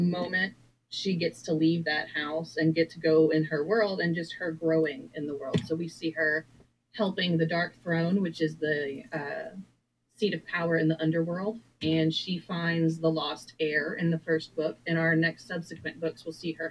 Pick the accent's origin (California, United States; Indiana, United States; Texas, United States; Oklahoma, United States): Texas, United States; moved away as an adult; my hometown in Texas